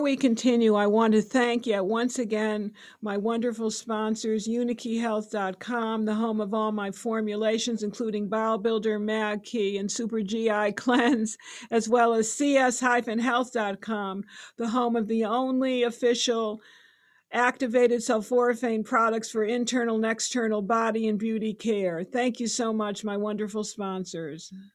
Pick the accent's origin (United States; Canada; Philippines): United States; West Hartford, Connecticut; when I was growing up, I'm from West Hartford, Connecticut